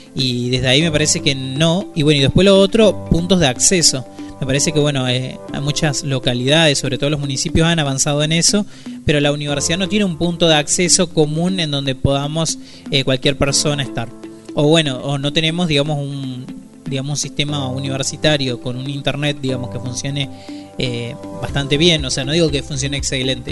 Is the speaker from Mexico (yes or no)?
no; Argentina; nos lleva también como argentinas y como argentinos